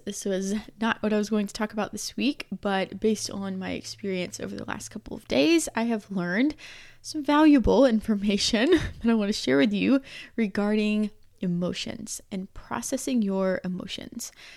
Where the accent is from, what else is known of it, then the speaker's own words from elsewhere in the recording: Georgia, United States; moved away; the part of Georgia where we're from